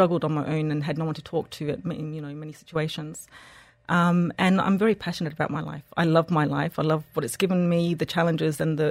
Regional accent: Australia; moved away as an adult; also born or lived in Egypt / France / United Kingdom / Switzerland; now in Dubai, United Arab Emirates; I was born and raised in Australia, moved to Egypt, got married there

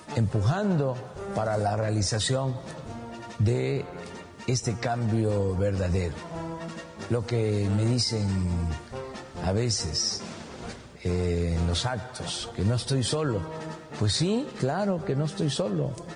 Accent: Mexico; somos muchos los mexicanos que apoyamos

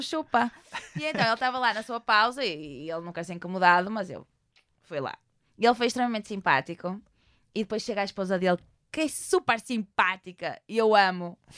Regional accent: Porto, Norte, Portugal; eu sou de Porto.

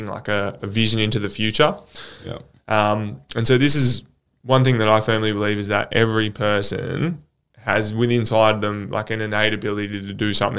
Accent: Australia; we're in Australia

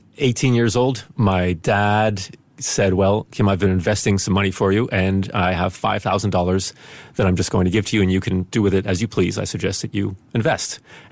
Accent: Spain; And my mother is from the Netherlands and my father's American when I grew up in Spain. And everything was kind of mixed up geographically and languages.

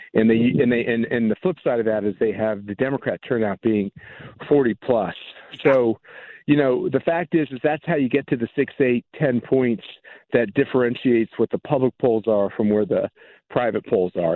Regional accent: Midwest, United States; I'm a Midwesterner

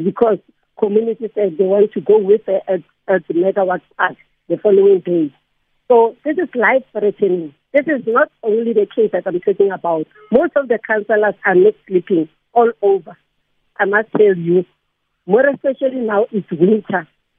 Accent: Soweto, Gauteng, South Africa; Okay, I'm from Ward 29, that is Deepkill Zone 3, North Reserve, 21, Pennyville Phase 3 in Orlando.

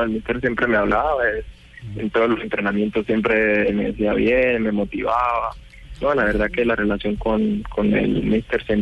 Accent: Colombia; moved away as an adult; now in Italy; En el momento que salí de Colombia, ya hace un año, solamente me fui acá siete meses y bueno, volver a casa siempre siempre te da emoción

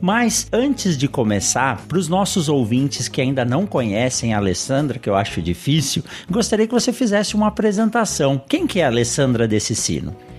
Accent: São Paulo, Brazil; also born or lived in Botucatu; eu nasci em São Paulo, eu conhecia pouco do agronegócio nascendo em São Paulo

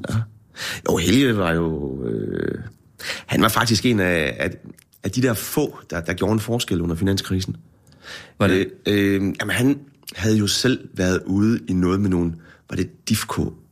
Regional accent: Herning, Central Denmark Region, Denmark; now in Aarhus, Denmark; da jeg flyttede fra Herning til Aarhus, der troede jeg virkelig, nu skulle jeg til Storbyen

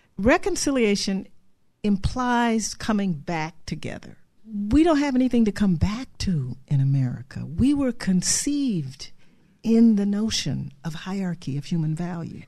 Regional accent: Cleveland, Ohio, United States; I grew up in Cleveland, Ohio

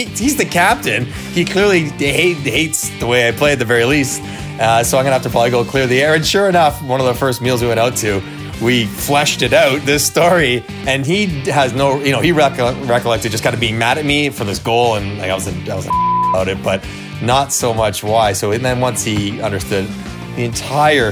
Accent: Toronto, Ontario, Canada; growing up in Toronto

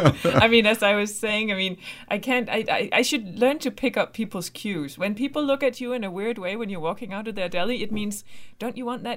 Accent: west coast, Denmark; I mean, I am actually from the exact opposite part of Denmark. Mm-hmm. I'm from the west coast

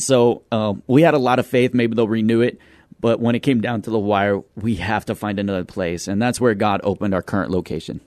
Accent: Midland, Texas, United States; moved away as an adult; now in San Antonio, United States; we're from Midland, Texas.

